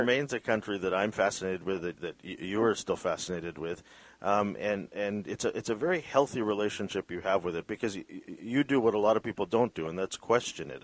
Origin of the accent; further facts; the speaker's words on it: Vancouver, British Columbia, Canada; My parents are Filipino. I was born in Vancouver